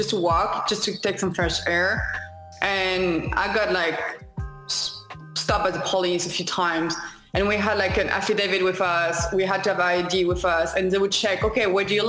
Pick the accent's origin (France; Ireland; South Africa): France; English is a second language; moved away as an adult; also born or lived in Chicago / Long Beach; I'm from France initially. I moved to like Long Beach a couple of years ago